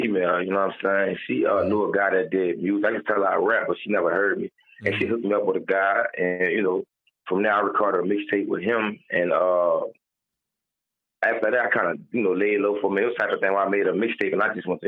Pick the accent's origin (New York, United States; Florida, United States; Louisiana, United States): Louisiana, United States; New Orleans; moved away; also born or lived in Atlanta; I'm coming from New Orleans